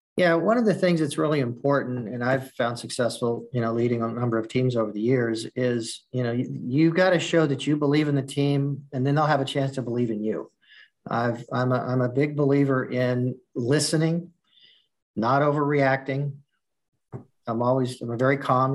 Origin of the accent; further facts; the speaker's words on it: Southern California, United States; moved away as an adult; now in Midwest, United States; I'm from Southern California. That's I, I lived there up until last year, my whole life